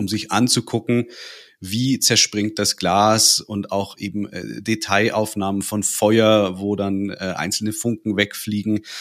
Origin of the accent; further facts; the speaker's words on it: North Rhine-Westphalia, Germany; now in Bavaria, Germany; Ich bin gebürtig in Nordrhein-Westfalen, wohne aber schon seit Ewigkeiten in Bayern